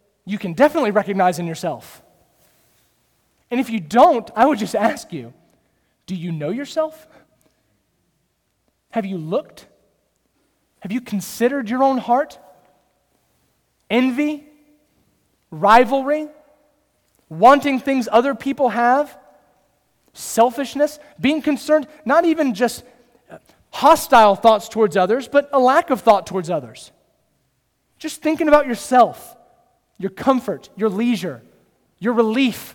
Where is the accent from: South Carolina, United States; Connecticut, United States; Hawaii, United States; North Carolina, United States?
North Carolina, United States; Kernersville; I grew up in Kernersville.